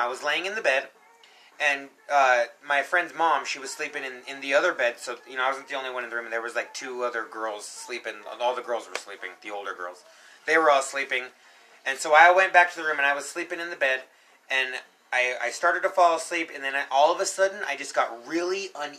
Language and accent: English; Colorado, United States; I was born and raised here in Colorado